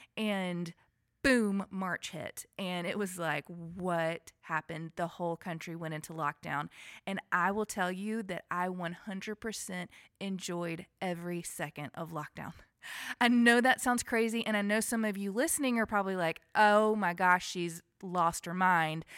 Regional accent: Alabama, United States; now in Franklin, United States; I am a Southern girl. I was born and raised in Alabama

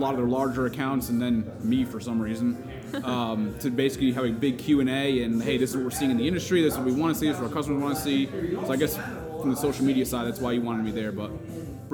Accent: Connecticut, United States; moved away; I grew up in Connecticut

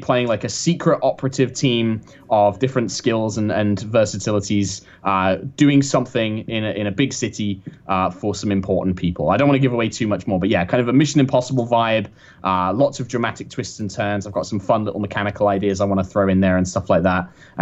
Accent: United Kingdom; being the only Brit there

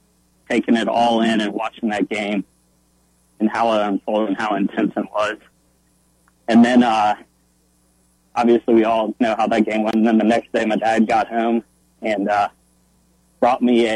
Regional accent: Virginia, United States; I grew up in Virginia

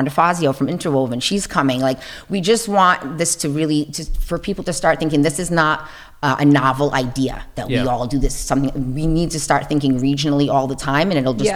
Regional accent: Fall River, Massachusetts, United States; art is not something that I experienced at all growing up in Fall River

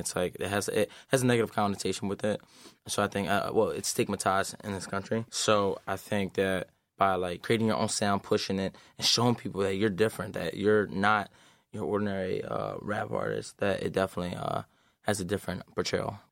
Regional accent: Philadelphia, Pennsylvania, United States; moved away; also born or lived in Lansing, Michigan; I'm from Philadelphia

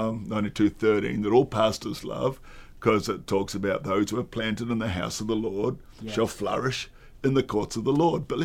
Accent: Australia; I'm an Australian.

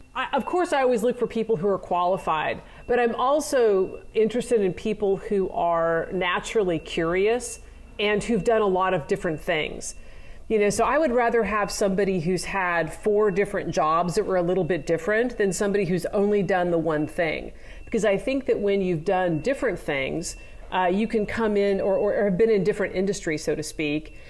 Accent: Nebraska, United States; even though I grew up in Nebraska, I wasn't really a farm girl.

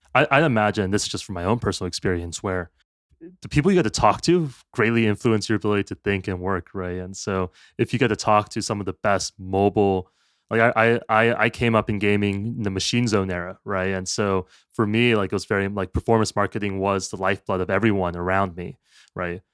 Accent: United States; as an American

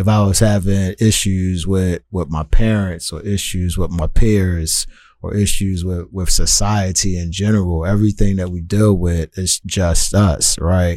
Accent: Philadelphia, Pennsylvania, United States; now in Tacoma, United States; as a young person growing up in Philadelphia

